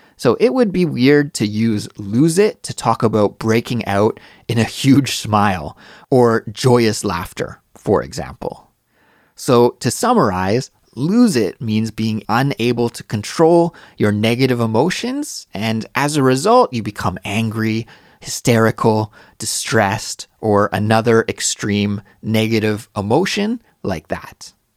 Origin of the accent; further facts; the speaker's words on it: Canada; moved away; my home country, in Canada